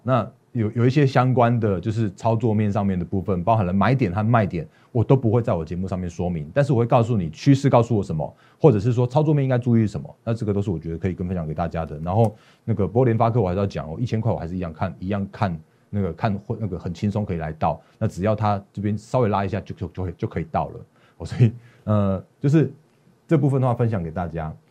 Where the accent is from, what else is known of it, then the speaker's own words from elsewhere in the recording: Taiwan; 我们台湾这边